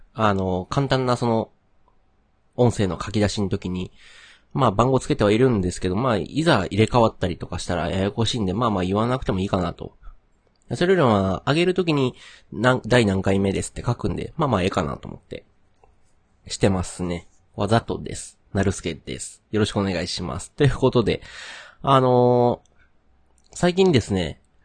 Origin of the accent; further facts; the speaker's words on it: Kyoto, Japan; accent: Kansai dialect (Kyoto, mixed southern Kyoto); moved away as an adult; now in Kobe, Japan; 京都の、例えば僕の出身地、京都の中でも、市内の関西弁と、奈良、大阪寄りの関西弁